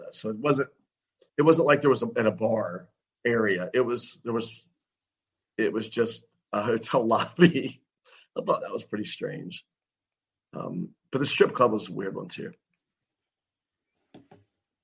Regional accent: Wilmington, North Carolina, United States; here in my hometown of Wilmington, North Carolina.

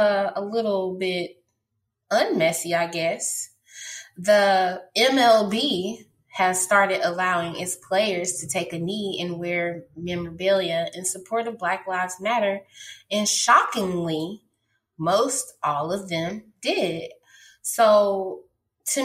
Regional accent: St. Louis, Missouri, United States; I'm from St. Louis

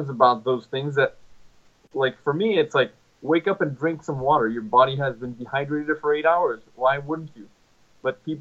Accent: Mexico; I'm from Mexico.

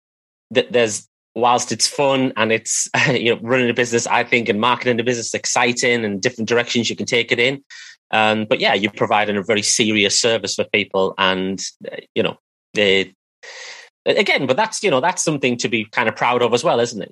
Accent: United Kingdom; accent: British; I am British. That's why I sound like this

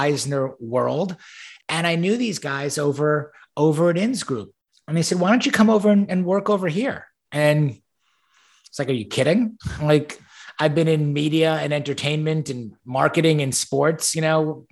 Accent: Great Neck, New York, United States; moved away as an adult; also born or lived in Ann Arbor, Michigan; now in Houston, United States; I was born and raised on Long Island in New York, a town called Great Neck

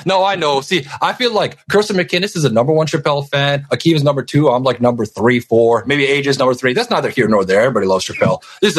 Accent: Canada; because I'm Canadian. We don't have middle school in Canada

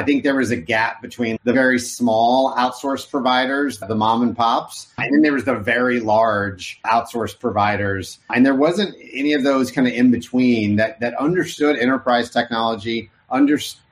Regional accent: Oklahoma, United States; also born or lived in Arkansas; I grew up in Oklahoma. I was born in Arkansas.

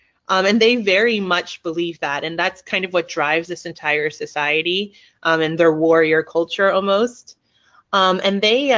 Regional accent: Thailand; also born or lived in United States / England; now in Netherlands; I'm half Thai, half Italian. I was born in the States. I grew up in Thailand and England, and now I'm in the Netherlands.

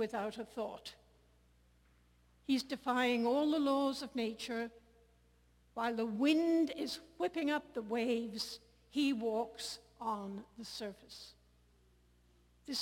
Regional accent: Ireland; I come from Ireland

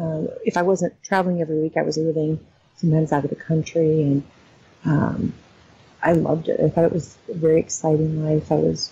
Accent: Lincoln, Nebraska, United States; I grew up in Lincoln, Nebraska

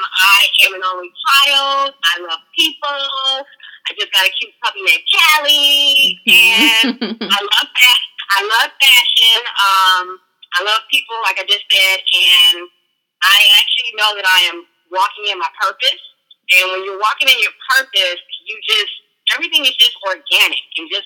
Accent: Inglewood, California, United States; moved away as an adult; now in Atlanta, United States; I am originally from Inglewood, California, the city of angels, Inglewood's finest. Born and raised, I moved to Atlanta, Georgia in 2006

